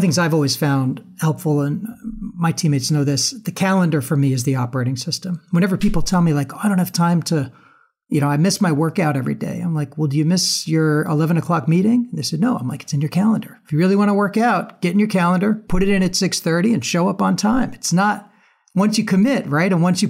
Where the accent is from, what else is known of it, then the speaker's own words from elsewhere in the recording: New York City, New York, United States; Well, it really felt like at one point during the campaign as a New Yorker